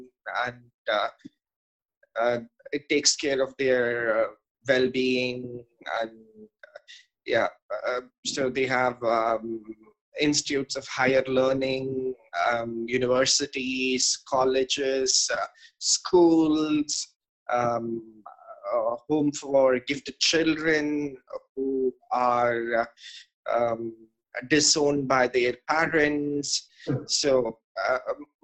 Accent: Chennai, Tamil Nadu, India; also born or lived in Madurai; I was born in Madurai, and then I spent primary time in Ramakrishna Math and Mission in Mylapore in Chennai, and I grew up there

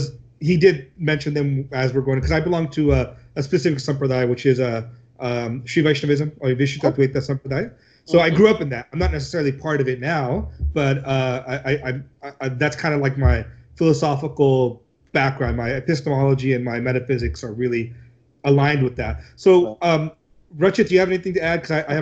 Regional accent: Southern California, United States; growing up in Southern California, there's, you know, Vedanta societies everywhere. In like San Diego, there's one in Orange County, LA. So like my dad used to take us to the Vedanta Society growing up too.

